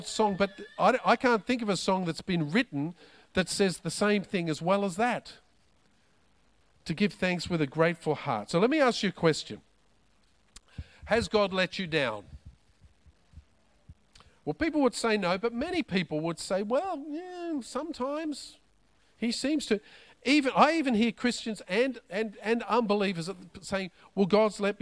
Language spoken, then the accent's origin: English; Australia; I'm an Aussie